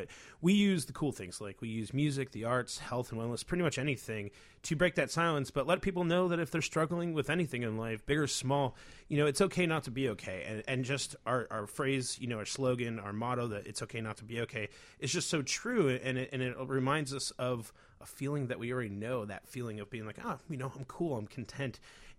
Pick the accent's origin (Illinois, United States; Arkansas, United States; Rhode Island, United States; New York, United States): Illinois, United States; Chicago; And I really believe that being a Chicagoan is very funny, you know, because I bet today everyone's like, snow, like, and just going, you know, mm-hmm.